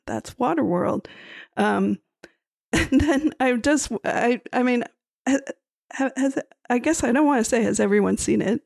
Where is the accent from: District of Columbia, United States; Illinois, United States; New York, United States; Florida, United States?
Florida, United States; Miami; we're from Miami, Florida